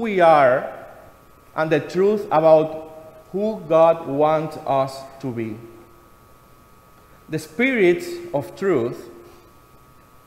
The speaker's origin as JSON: {"language": "English", "country": "Cuba", "moved": "yes", "said": "something very familiar for me in my home country"}